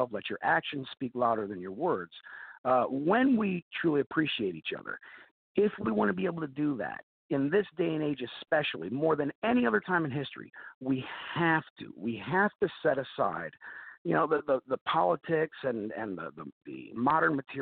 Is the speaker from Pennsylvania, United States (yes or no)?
no; Novelty, Ohio, United States; also born or lived in Chicago; born and raised in Ohio, a few different areas, but primarily Russell Township, specifically Novelty, Ohio